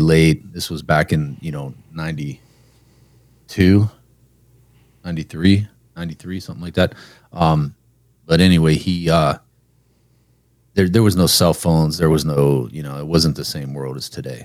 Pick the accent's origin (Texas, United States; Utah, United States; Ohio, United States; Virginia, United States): Ohio, United States; Youngstown; I'm from Youngstown, so that was Youngstown Warren area